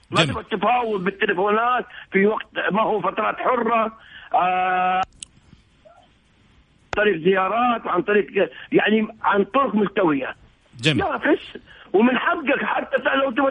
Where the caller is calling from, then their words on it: Egypt; يعني من مصر